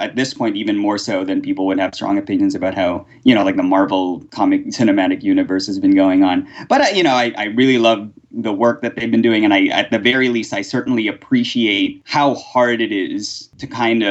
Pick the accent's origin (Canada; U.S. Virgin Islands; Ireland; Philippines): Philippines; moved away; I was born in the Philippines during the 80s